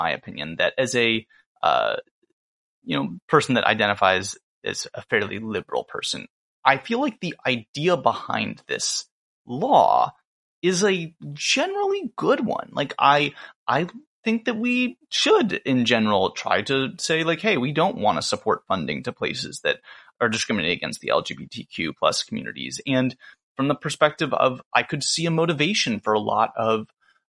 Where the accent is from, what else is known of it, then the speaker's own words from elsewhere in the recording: Atlanta, Georgia, United States; now in New Orleans, United States; I'm from Atlanta